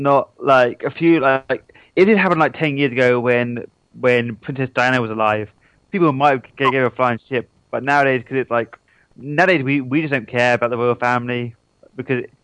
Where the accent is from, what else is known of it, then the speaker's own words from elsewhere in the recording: England, United Kingdom; I'm English